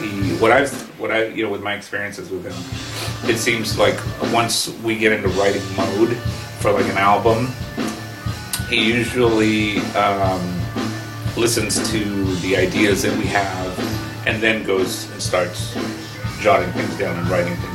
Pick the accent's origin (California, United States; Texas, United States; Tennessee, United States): California, United States; Burbank; I grew up in Burbank, so he was a big hometown hero